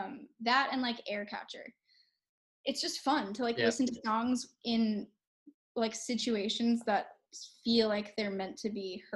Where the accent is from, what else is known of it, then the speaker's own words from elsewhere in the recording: New York City, New York, United States; I'm from New York City.